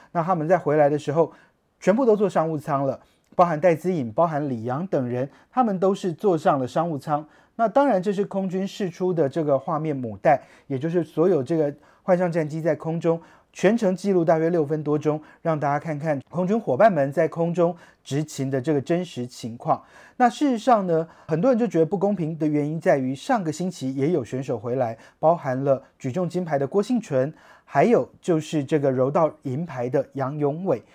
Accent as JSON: {"language": "Chinese", "country": "Taiwan", "said": "我们台湾人"}